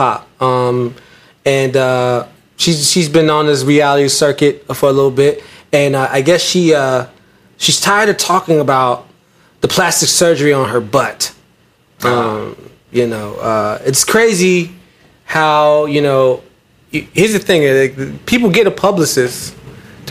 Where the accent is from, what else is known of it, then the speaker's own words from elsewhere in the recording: New York City, New York, United States; I'm from Brooklyn